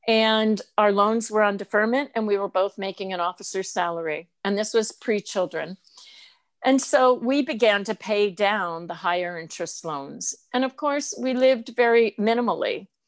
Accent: Albany, New York, United States; moved away as an adult; also born or lived in Georgetown; now in Rutland, United States; The Albany, New York area.

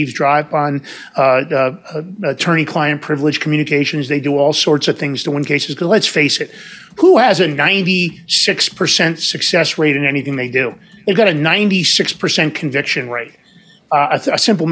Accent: New York, United States; moved away; also born or lived in San Francisco; I was from New York.

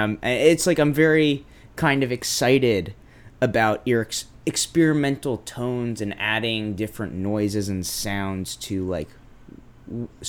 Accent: Brookline, Massachusetts, United States; also born or lived in North Adams, Massachusetts; I grew up in Brookline, Massachusetts

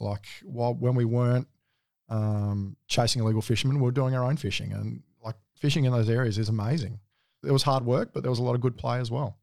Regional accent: Adelaide, South Australia, Australia; moved away as an adult; I grew up in Adelaide, um, born and bred, all through schooling

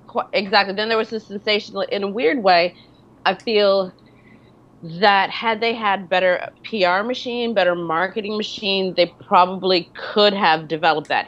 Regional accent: Detroit, Michigan, United States; now in New York, United States; I'm from Michigan. I'm from Detroit.

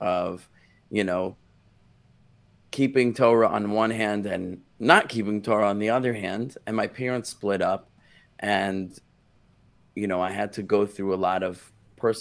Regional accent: New York City, New York, United States; moved away as an adult; also born or lived in Israel; I grew up in Brooklyn, New York

